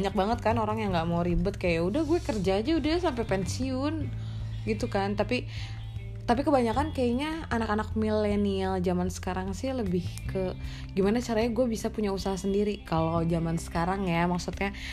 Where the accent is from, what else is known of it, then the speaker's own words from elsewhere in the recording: Bogor, West Java, Indonesia; gue asalnya dari tanah Sunda anjay Rain City eh